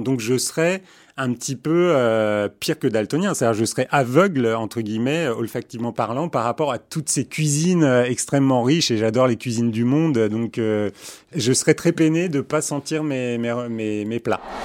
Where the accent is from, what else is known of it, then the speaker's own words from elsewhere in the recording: Istanbul, Turkey; moved away; also born or lived in Paris / New York; je suis né à Istanbul